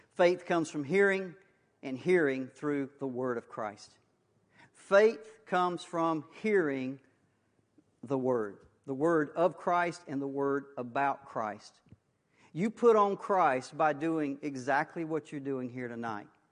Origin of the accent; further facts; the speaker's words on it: Waukesha County, Wisconsin, United States; I was born in Waukesha County. Um, I've never left.